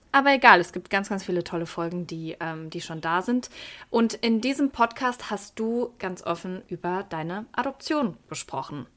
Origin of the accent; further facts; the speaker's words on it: Wuppertal, North Rhine-Westphalia, Germany; ich komme aus Wuppertal